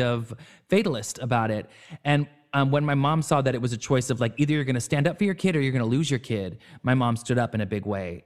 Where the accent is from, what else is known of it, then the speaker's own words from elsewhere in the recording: Orange County, California, United States; where I was growing up in Orange County.